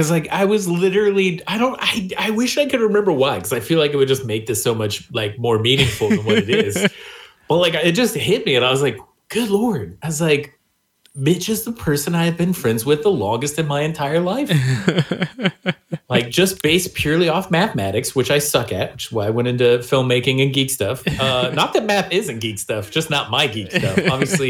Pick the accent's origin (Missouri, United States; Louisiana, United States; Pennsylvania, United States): Missouri, United States; I'm from Missouri.